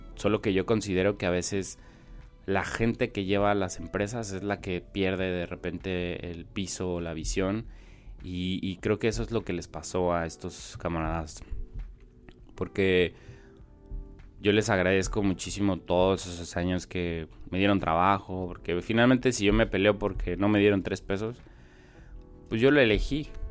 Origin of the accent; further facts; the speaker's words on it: Mexico City, Mexico; now in Tijuana, Mexico; nací en la Ciudad de México, pero pues de dónde soy, de dónde vivo. Entonces la realidad es que soy de Tijuana aunque no haya nacido aquí y demás, aquí me he formado, pues tengo ya 20 años aquí.